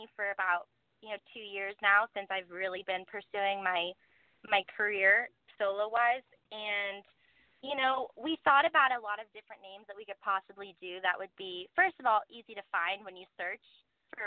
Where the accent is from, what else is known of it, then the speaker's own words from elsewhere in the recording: Malibu, California, United States; I grew up in Malibu. I went to Malibu High, and it's my hometown